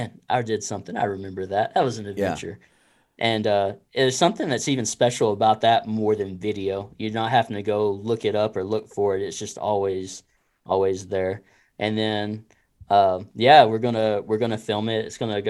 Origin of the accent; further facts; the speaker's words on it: Texas, United States; now in Arkansas, United States; Oh, you know, I've only been here about 3 years. I'm from Texas.